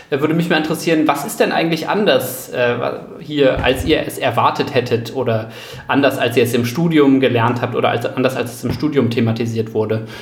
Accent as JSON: {"language": "German", "town": "Delmhorst", "region": "Lower Saxony", "country": "Germany", "tie": "born or raised there", "said": "in der Lokalredaktion äh, in meiner Heimatstadt Delmhorst, für die ich dann eine Weile auch freigeschrieben habe"}